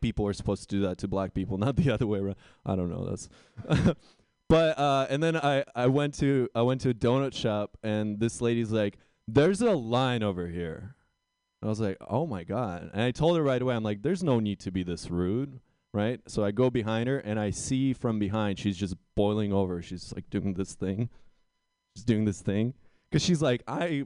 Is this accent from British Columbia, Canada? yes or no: yes; Vancouver, British Columbia, Canada; I'm from Vancouver, BC